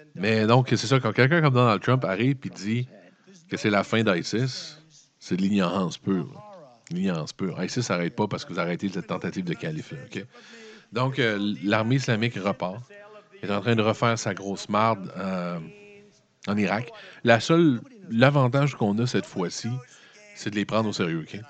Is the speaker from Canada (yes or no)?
yes; Quebec, Canada; Les Québécois, on connaît ça solide